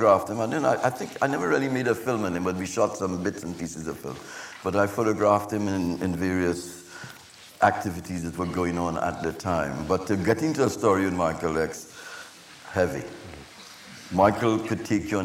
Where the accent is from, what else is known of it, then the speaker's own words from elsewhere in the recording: Trinidad & Tobago; moved away; growing up in Trinidad, growing up in the Caribbean